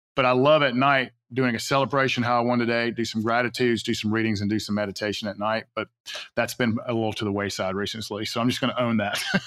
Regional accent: Atlanta, Georgia, United States; I grew up in South Atlanta

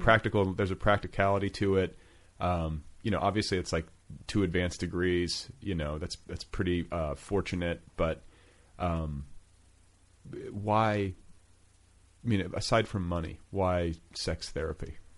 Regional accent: Indiana, United States; moved away as an adult; also born or lived in Colorado / Los Angeles; I was from Indiana. I was like you know I was sort of like a midwestern dude

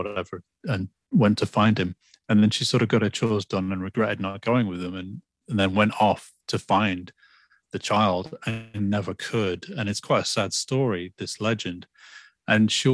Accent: Lytham St Annes, North West England, United Kingdom; also born or lived in Liverpool; my hometown in England. I, at the age of 10 years old, I was born in Liverpool, but at 10 years old, I moved to the northwest of England in a little town called Lytham St. Anne's

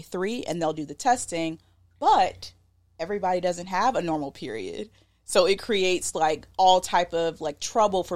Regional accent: the South, United States; accent: southern; My southern accent

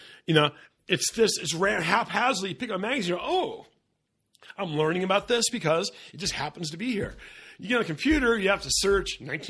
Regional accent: Encinitas, California, United States; I go, I'm from Encinitas.

